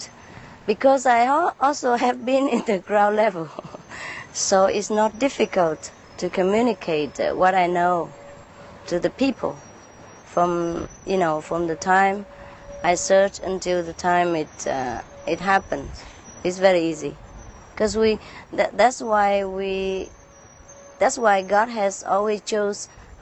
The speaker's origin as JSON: {"language": "English", "country": "Vietnam", "tie": "born or raised there", "also_born_or_lived": "India", "moved": "yes", "said": "I was born in Vietnam. I have some Chinese blood. I'm British citizen."}